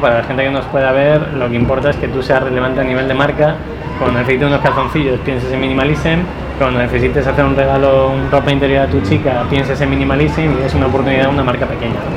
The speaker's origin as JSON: {"language": "Spanish", "town": "Segovia", "region": "Castile and León", "country": "Spain", "moved": "as an adult", "lives_now": "Valencia, Spain", "said": "yo soy de Segovia, me quería venir a vivir a la playa"}